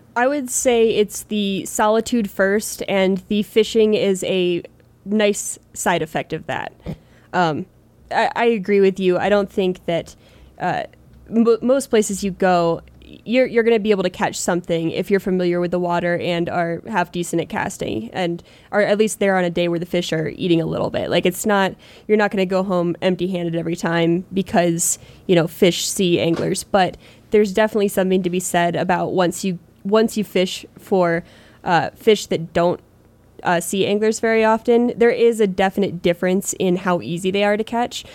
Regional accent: Pennsylvania, United States; moved away as an adult; growing up in Pennsylvania, that's where I, like, cut my teeth fishing

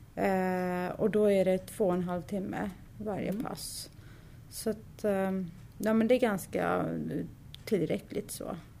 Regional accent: Sweden; Jag är född och uppvuxen här i Sverige

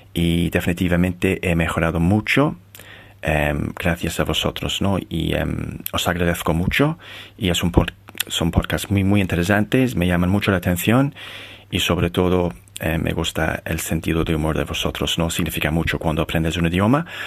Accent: Ireland; Spanish is a second language; soy de Irlanda, vivo em, en, una ciudad bastante pequeña en el sur de Irlanda

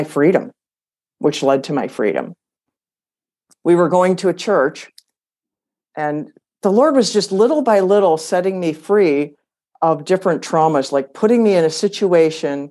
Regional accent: Michigan, United States; moved away as an adult; also born or lived in Arizona; We were born and raised in Michigan

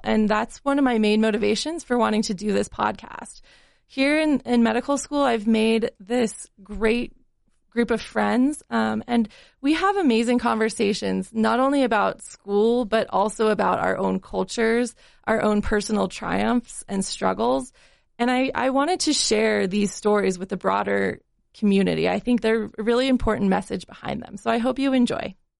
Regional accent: Salt Lake City, Utah, United States; also born or lived in Colorado; I grew up here in Salt Lake City

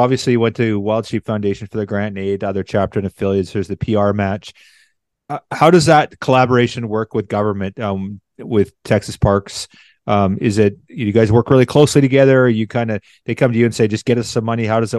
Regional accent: Canada; being a Canadian.

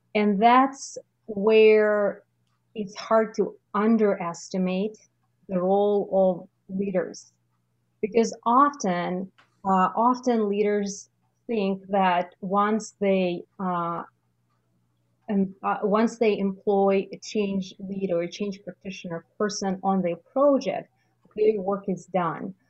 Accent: Russia; moved away as an adult; now in Canada; the realities in Russia. I just realized that I don't need to let go of everything that I've accumulated in my home country

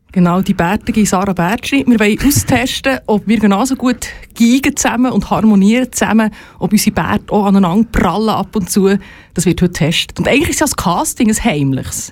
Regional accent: Entlebuch, Lucerne, Switzerland; moved away; Aber ich komme ursprünglich aus dem Entlebuch

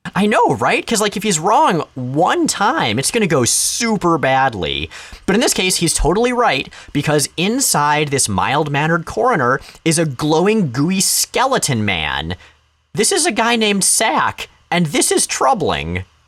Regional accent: Florida, United States; moved away; my hometown in Florida

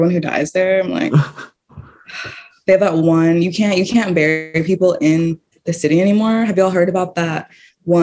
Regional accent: Texas, United States; I'm Texan

